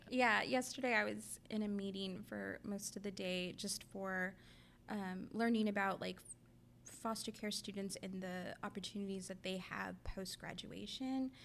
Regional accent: Raymondville, Texas, United States; now in Austin, United States; I'm from Raymondville, which is a tiny town in Willacy County, Texas, down south.

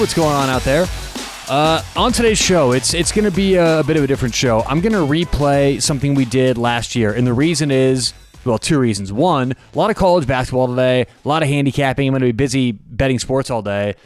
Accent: Denver, Colorado, United States; I'm from Denver

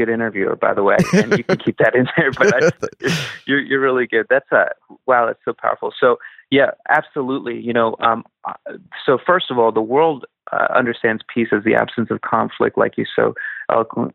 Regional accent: Philadelphia, Pennsylvania, United States; I'm from Philly

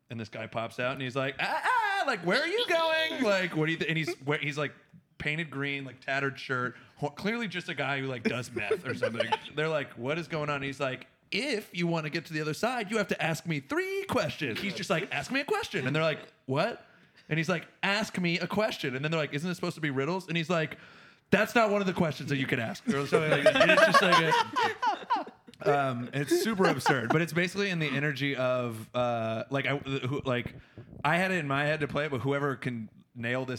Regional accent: Florida, United States; now in Seattle, United States; I grew up in Florida

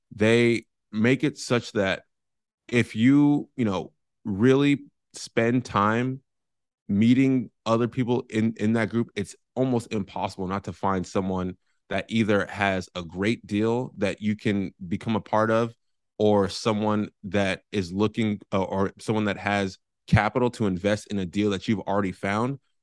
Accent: San Francisco, California, United States; moved away as an adult; now in San Diego, United States; I am born and raised in San Francisco, California

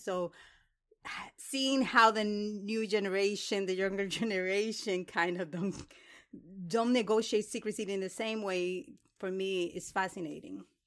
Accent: Dominican Republic; moved away; I was born in the Dominican Republic

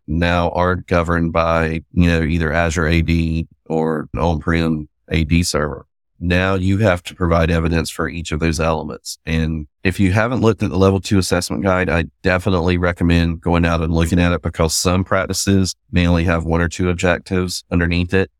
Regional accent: the South, United States; accent: Southern; you can probably tell by my accent, I'm Southern.

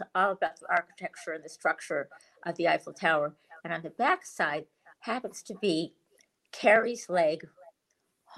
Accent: Beverly Hills, California, United States; since I come from Beverly Hills

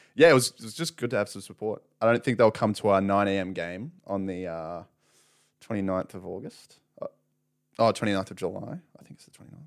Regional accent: Canberra, Australian Capital Territory, Australia; moved away as an adult; now in Sydney, Australia; growing up in Canberra is, like, pretty straightforward

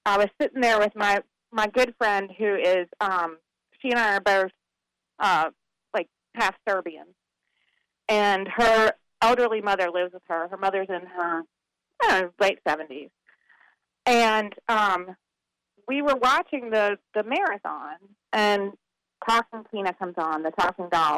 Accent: Winston-Salem, North Carolina, United States; It's my hometown

